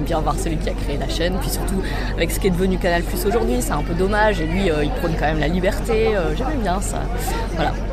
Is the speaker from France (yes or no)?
yes; Lille, Hauts-de-France, France; Un peu de dépaysement, et donc j'en ai, parce que je viens de Lille.